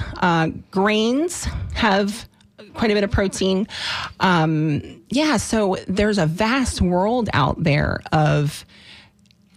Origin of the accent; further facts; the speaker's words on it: Deep South, United States; I was actually incredibly poor when I was a child, growing up in the Deep South